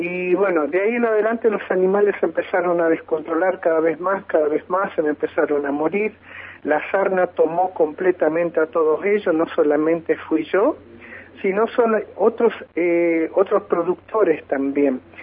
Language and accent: Spanish; near Senillosa, Neuquén, Argentina; soy un ciudadano argentino, neuquino, de padres neuquinos argentino, eh, oriundo de acá de estas zona